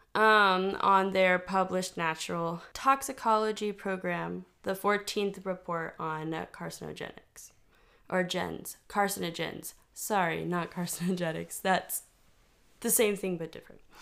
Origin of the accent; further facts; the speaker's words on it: Texas, United States; I grew up in Texas